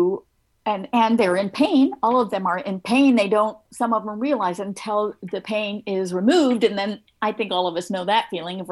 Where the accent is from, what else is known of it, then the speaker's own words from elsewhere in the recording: Oregon, United States; moved away; also born or lived in North Carolina; I came from Oregon. I went to University of Oregon.